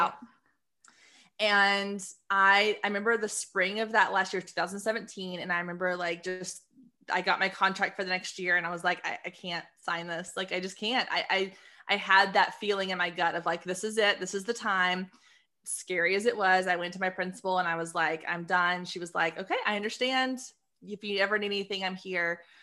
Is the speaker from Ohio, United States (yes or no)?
no; Waco, Texas, United States; also born or lived in Austin, Texas / Dallas-Fort Worth, Texas; I was born in Austin, grew up in Waco. Now I live in D F